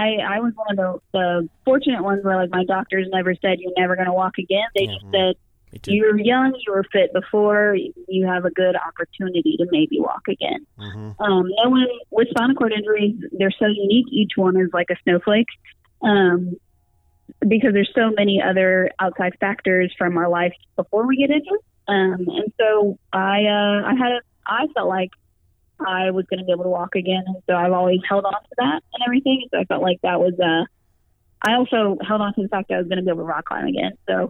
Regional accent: Florida, United States; I was climbing outside all the time, because I came from Florida. I moved to North Carolina specifically so I could be closer to the mountains

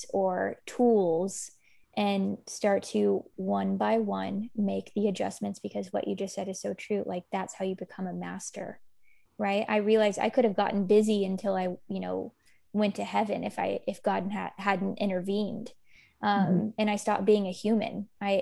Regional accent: Kentucky, United States; moved away as an adult; also born or lived in San Francisco; I'm from Kentucky

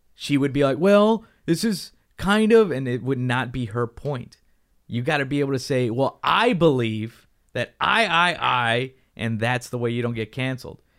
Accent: United States; for us in America

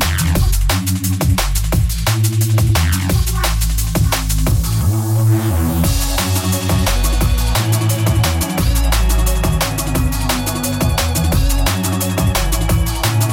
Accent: England, United Kingdom; we're English

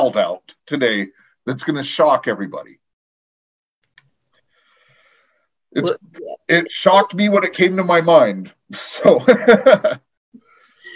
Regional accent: United States; now in Canada; I'm in Canada, I am an American.

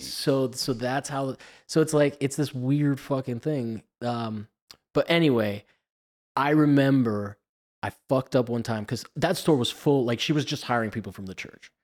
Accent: Miami, Florida, United States; accent: Miami; my Miami accent

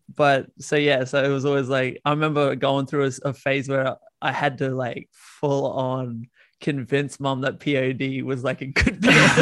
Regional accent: Australia; accent: Aussie; you probably hear it in my accent, but I'm Aussie

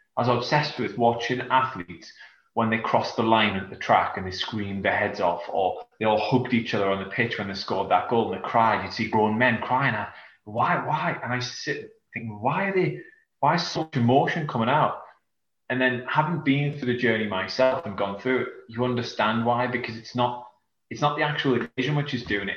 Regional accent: South Shields, North East England, United Kingdom; now in Yarm, United Kingdom; I'm from England, um, northeast of England, in a small from a small town called South Shields.

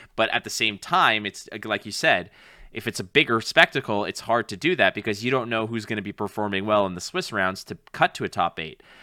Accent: Canada; as a proud Canadian

